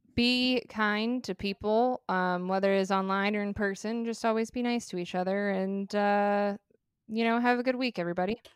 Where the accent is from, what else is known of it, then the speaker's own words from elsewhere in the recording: Arizona, United States; I'm a female and I'm from Arizona